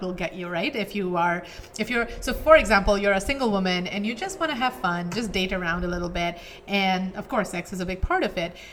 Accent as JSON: {"language": "English", "country": "India", "tie": "born or raised there", "moved": "yes", "said": "I grew up in India. Yeah. Right? So my um, teenage years were in India"}